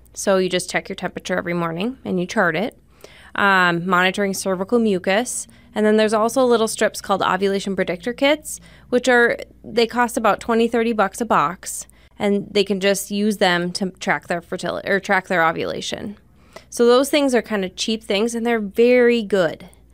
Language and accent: English; Rapid City, South Dakota, United States; also born or lived in Spearfish, South Dakota; I'm from Rapid City